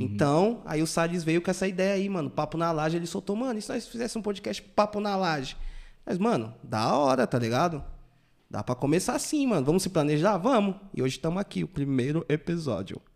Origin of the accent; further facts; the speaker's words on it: Taboão da Serra, São Paulo, Brazil; sempre morei no Taboão, né, mano? Acho que eu nunca saí do Taboão